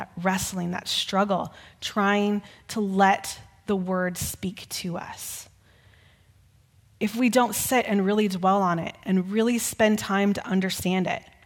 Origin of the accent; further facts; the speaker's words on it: Texas, United States; Growing up in Texas, we would often hear stories about the Alamo.